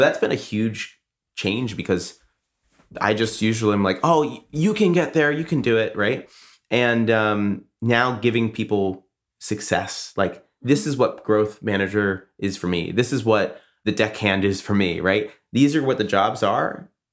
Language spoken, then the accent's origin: English; Boston, Massachusetts, United States; I'm from Boston